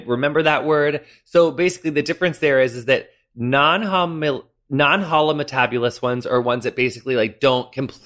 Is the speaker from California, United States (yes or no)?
no; western Illinois, United States; moved away; my hometown's kind of like right smack in the middle of Illinois, like north-southwise, but then we're on like the very western bit